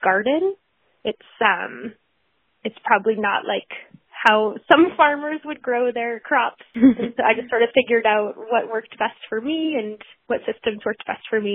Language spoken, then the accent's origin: English; New Hampshire, United States; also born or lived in Alaska; And then found my way back to New England. That's where I grew up. I grew up in New Hampshire.